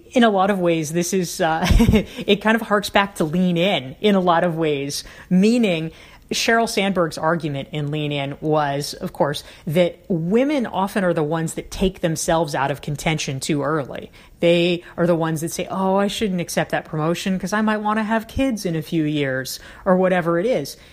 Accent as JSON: {"language": "English", "region": "the South", "country": "United States", "tie": "born or raised there", "said": "I grew up in the South"}